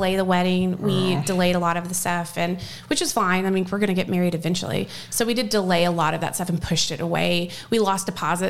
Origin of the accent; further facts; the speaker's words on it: Louisville, Kentucky, United States; I'm from Louisville, Kentucky